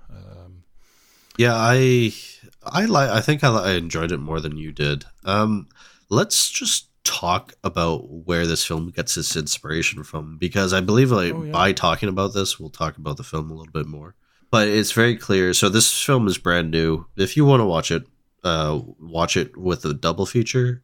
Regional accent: Ontario, Canada; I'm from Ontario

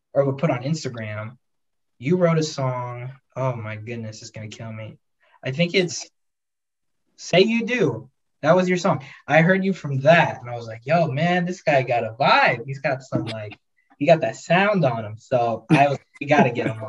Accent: St. Cloud, Florida, United States; We're from like St. Cloud. We're like just like 40 minutes away from Orlando

